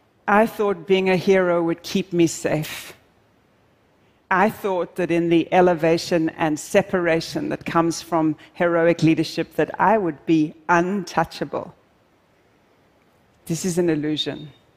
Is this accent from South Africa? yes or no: yes; South Africa; I'm originally South African, and I'm deeply passionate about wildlife conservation